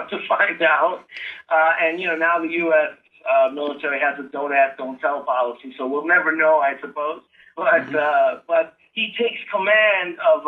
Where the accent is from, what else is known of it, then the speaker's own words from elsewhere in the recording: United States; I'm an American and as patriotic as any other American may or may not be